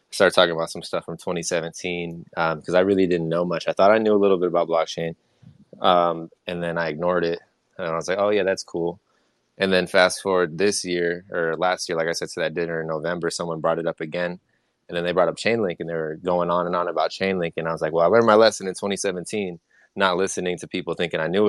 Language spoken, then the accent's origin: English; Florida, United States; moved away as an adult; now in Las Vegas, United States; I'm from Florida originally